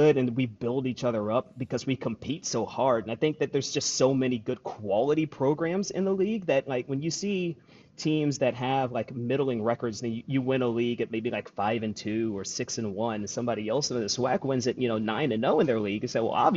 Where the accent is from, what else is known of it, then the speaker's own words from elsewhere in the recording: Illinois, United States; I grew up in Illinois